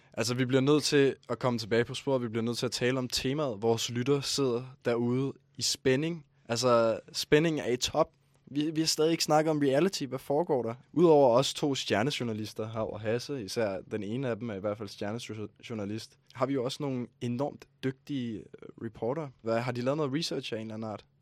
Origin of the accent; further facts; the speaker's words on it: Ballerup, Capital Region of Denmark, Denmark; jeg er fra Ballerup